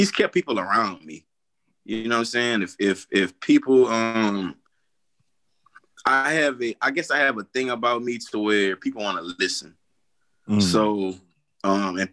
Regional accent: Lafayette, Louisiana, United States; also born or lived in Broussard, Louisiana; now in Houston, United States; We ended up moving back to Louisiana. First was in Broussard.

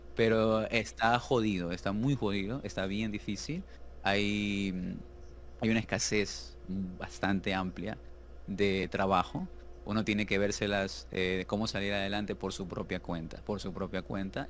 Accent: Ecuador; actualmente ejerzo mi profesión como arquitecto en mi país, Ecuador

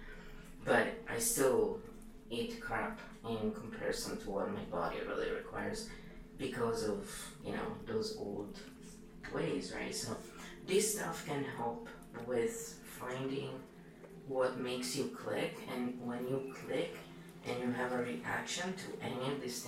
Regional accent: Italy; Italians are so mixed

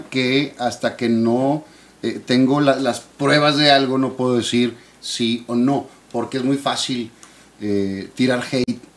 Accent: Monterrey, Nuevo León, Mexico; yo crecí en la Roma. Okay, ahí entre Paricutín y Palestina, cuatro cuadras del, canal y del, Rosario, cuatro cuadras de, multimedios.

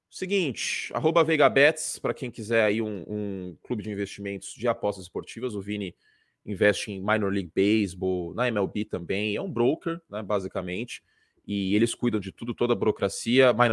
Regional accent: São Paulo, Brazil; Sou de São Paulo.

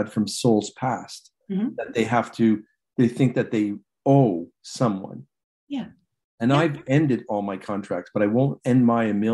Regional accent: Montreal, Quebec, Canada; where I grew up in Montreal and in Lachine in particular.

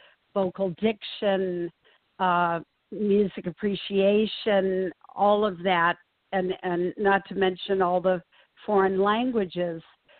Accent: South Korea; also born or lived in Japan; I was a third culture kid. I was growing up in South Korea and was actually born in Japan.

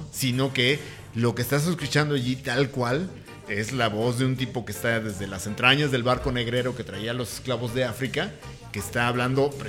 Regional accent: Tacubaya, Mexico City, Mexico; Yo soy de Aragón. No, yo soy Tacubaya.

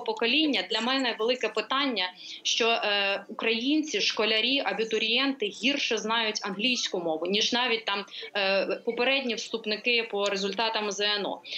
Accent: Poltava, Poltava Oblast, Ukraine; я сама полтавка, все життя прожила там

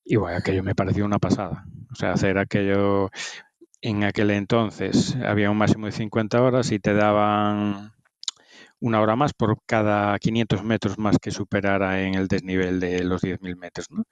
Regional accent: Ferrol, Galicia, Spain; yo soy de Ferrol

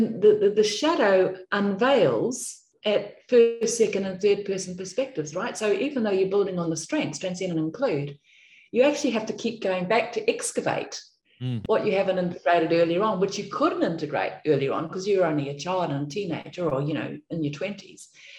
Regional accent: New Zealand; now in Australia; because I come from New Zealand, I've lived most of my life in Australia, I should say

